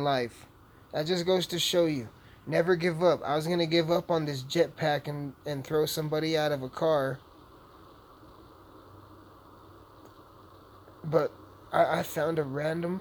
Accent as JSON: {"language": "English", "town": "Alamosa", "region": "Colorado", "country": "United States", "tie": "born or raised there", "said": "it's about my hometown"}